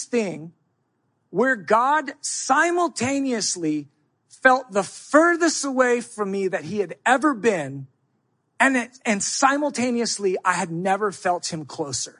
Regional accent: United States; I'm American. I think it's because I was raised up under rugged individualism.

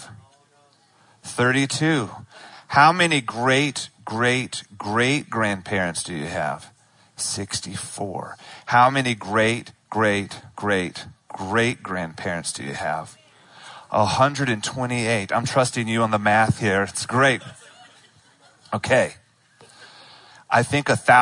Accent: Charlotte, North Carolina, United States; I was born in Charlotte. I grew up in Charlotte

